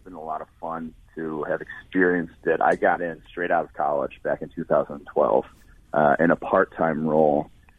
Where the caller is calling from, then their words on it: Cincinnati, Ohio, United States; Cincinnati, Ohio. That's where our company, PFF, Pro Football Focus, is headquartered.